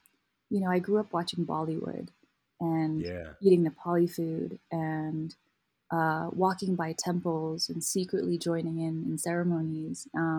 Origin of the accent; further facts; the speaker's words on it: Kathmandu, Bagmati, Nepal; moved away as an adult; now in Colorado, United States; I grew up in Kathmandu, Nepal.